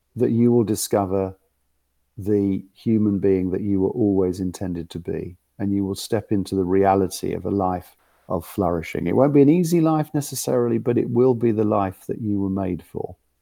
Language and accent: English; London, United Kingdom; accent: West London; I come from West London